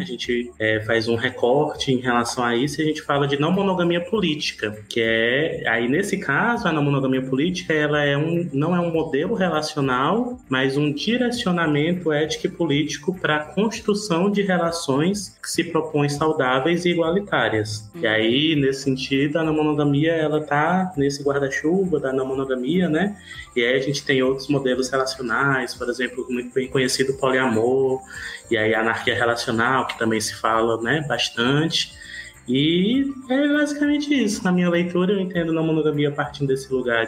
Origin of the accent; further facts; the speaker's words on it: Ceará, Brazil; sou cearense